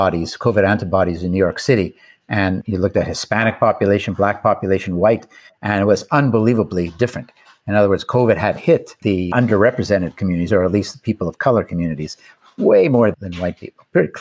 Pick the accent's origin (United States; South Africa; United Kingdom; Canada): Canada; I'm from Canada